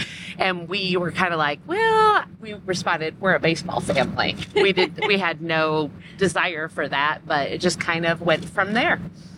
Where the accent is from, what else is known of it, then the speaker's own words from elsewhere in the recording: Michigan, United States; now in Indiana, United States; we're both from Michigan